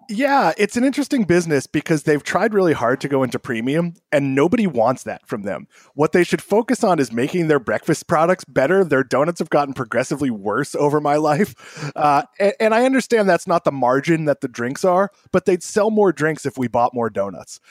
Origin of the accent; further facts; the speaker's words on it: Boston, Massachusetts, United States; moved away; I'm from Boston or the Bos-, Greater Boston area